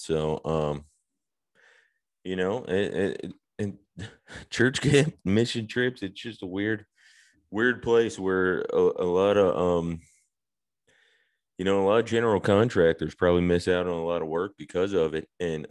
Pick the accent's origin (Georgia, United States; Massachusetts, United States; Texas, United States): Georgia, United States; growing up where I grew up right outside of Atlanta, roller skating, something you do.